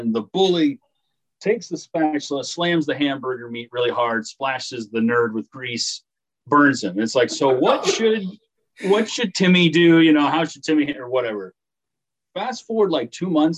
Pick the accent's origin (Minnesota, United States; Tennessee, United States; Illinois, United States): Illinois, United States; Paris; Paris, Illinois, my hometown